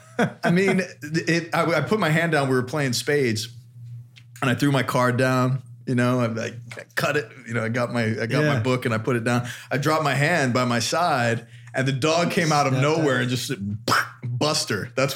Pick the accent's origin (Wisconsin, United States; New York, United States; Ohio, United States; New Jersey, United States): New York, United States; I had German Shepherds growing up in New York